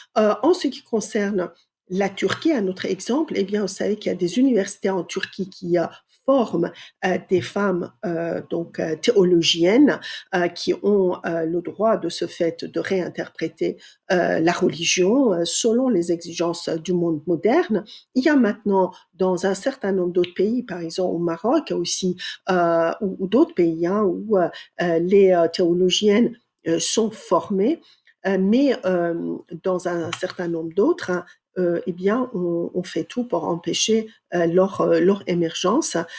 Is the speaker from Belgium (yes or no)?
no; Iran; moved away as an adult; now in France; j'ai grandi en Iran jusqu'à l'âge de 20 ans.